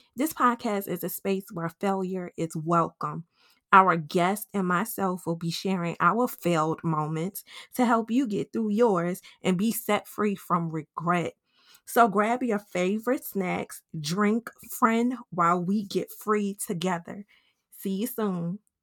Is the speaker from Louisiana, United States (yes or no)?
yes; New Orleans, Louisiana, United States; moved away as an adult; now in Georgia, United States; my husband is from Oakland, California, and I'm from New Orleans. We live in Georgia